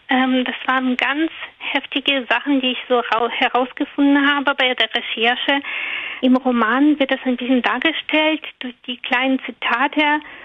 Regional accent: Russia; German is a second language; now in Schleswig-Holstein, Germany; Also ursprünglich komme ich tatsächlich aus Russland, bin seit zwanzig Jahren jetzt in Deutschland

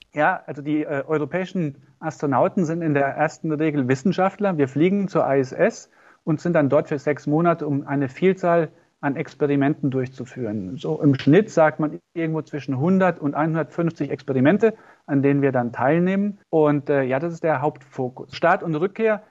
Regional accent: Gronig, Saarland, Germany; ich komme aus dem Dorf Gronich

